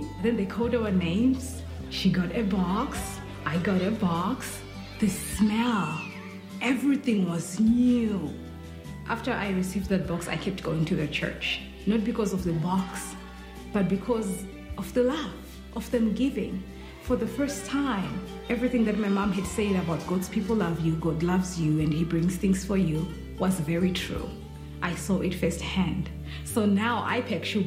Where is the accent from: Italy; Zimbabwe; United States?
Zimbabwe; I'm from Zimbabwe. It's a little country in the southern part of Africa.